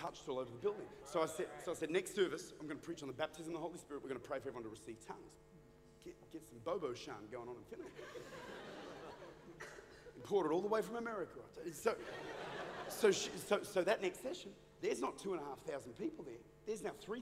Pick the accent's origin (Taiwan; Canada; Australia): Australia; I'm Australian